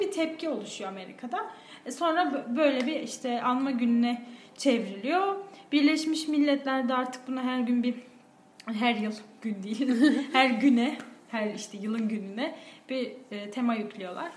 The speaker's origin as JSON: {"language": "Turkish", "town": "Boğazlıyan", "region": "Yozgat Province", "country": "Turkey", "tie": "born or raised there", "moved": "yes", "said": "Anadolu'nun Anadolu'su iç, için içi Yozgat'ta büyümüşüm. Yozgat'ın da bir ilçesinde büyümüşüm"}